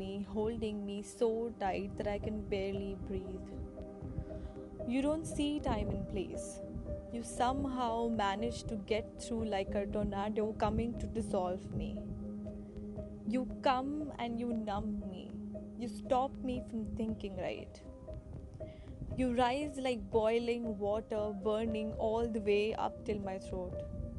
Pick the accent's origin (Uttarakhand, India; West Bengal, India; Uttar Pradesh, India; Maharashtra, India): Uttar Pradesh, India; Ghaziabad; I'm from Ghaziabad, which is a city in UP.